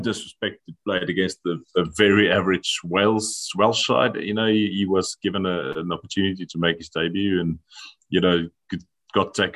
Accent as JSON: {"language": "English", "country": "South Africa", "moved": "as an adult", "lives_now": "Biarritz, France", "said": "I am South African"}